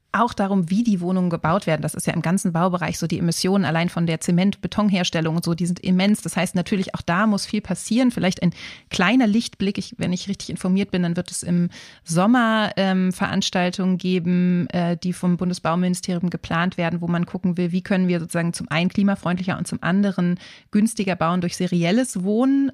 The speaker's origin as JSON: {"language": "German", "region": "Berlin", "country": "Germany", "said": "Jetzt muss ich ja als Berlinerin"}